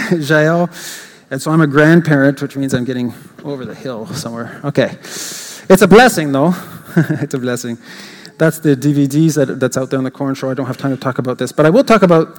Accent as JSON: {"language": "English", "country": "Canada", "said": "I'm an English Canadian, and though I speak French fluently"}